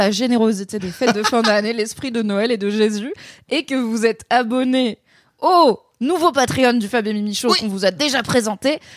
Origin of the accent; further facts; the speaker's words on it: Alsace, Grand Est, France; comme je suis alsacienne